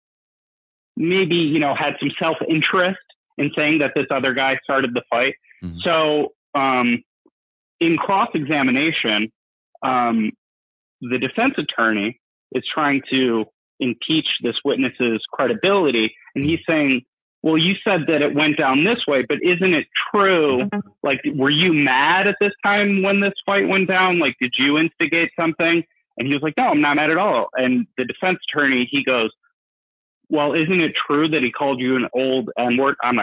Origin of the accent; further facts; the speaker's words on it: Buffalo, New York, United States; I'm from New York State